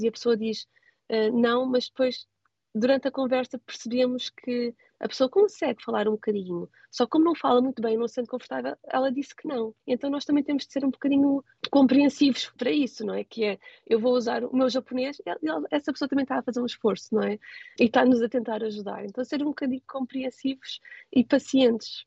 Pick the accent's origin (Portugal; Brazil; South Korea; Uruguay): Portugal; moved away as an adult; now in Tokyo, Japan